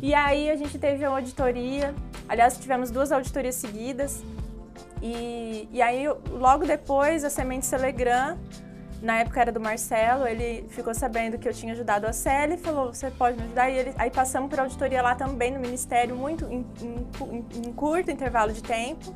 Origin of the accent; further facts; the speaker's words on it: Ribeirão dos Índios, São Paulo, Brazil; numa empresa na minha cidade, lá em Ribeirão dos Índios, uma cidadezinha pequena